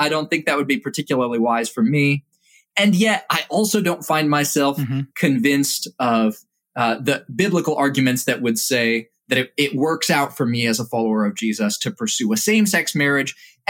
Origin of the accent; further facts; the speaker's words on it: Indonesia; I was grateful for having grown up in Indonesia and having grown up with a very selected subset of cultural attitude.